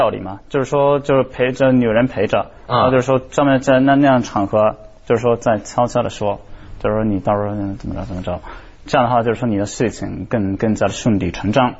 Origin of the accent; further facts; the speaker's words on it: Izu, Shizuoka, Japan; Chinese is a second language; 伊豆，我是伊豆的，啊，我我不可能说我是伊豆人。